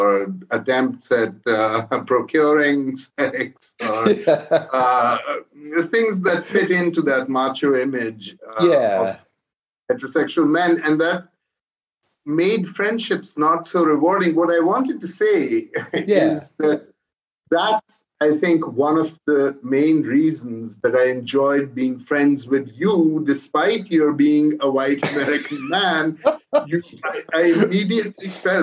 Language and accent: English; Pakistan; now in United States; as a Pakistani, when I came to the United States